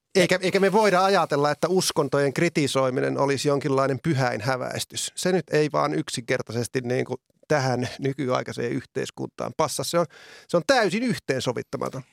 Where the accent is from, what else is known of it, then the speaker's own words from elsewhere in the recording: Oulu area, North Ostrobothnia, Finland; minun kotiseudullani niin Oulun alueella